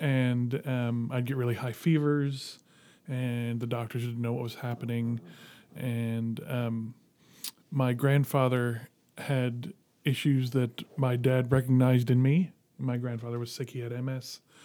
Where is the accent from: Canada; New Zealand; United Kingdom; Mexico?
Canada; Dartmouth, Nova Scotia; Grew up in Dartmouth. Yeah. Went to Dartmouth High